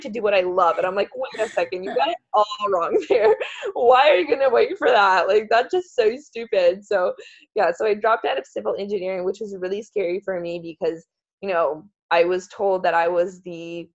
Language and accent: English; Poland; moved away; I'm from Poland